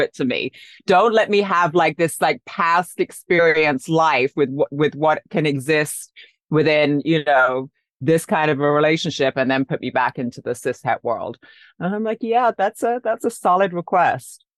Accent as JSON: {"language": "English", "region": "London", "country": "United Kingdom", "tie": "born or raised there", "also_born_or_lived": "Paris / New York", "moved": "yes", "lives_now": "Los Angeles, United States", "said": "I grew up in London, then I lived in Paris, then I lived in New York"}